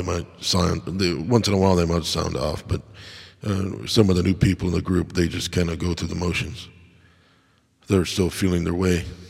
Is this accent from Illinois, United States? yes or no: yes; Crystal Lake, Illinois, United States; I grew up in Crystal Lake